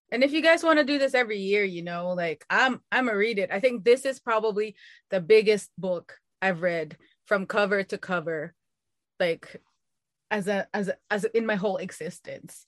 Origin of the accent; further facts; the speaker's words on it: Philippines; now in United States; I'm Filipino.